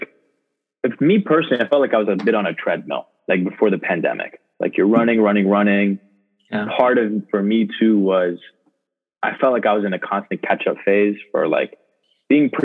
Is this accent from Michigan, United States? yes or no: yes; Canton, Michigan, United States; also born or lived in Ann Arbor, Michigan / Detroit, Michigan; we moved to Canton. So that's where I mostly grew up, was in Canton.